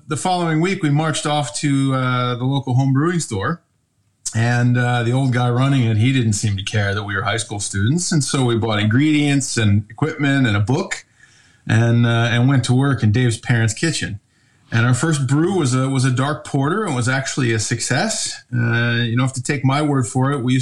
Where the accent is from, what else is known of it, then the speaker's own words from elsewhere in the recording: Rochester, New York, United States; moved away as an adult; also born or lived in Ohio; now in Flåm, Norway; born and raised in upstate New York, Rochester.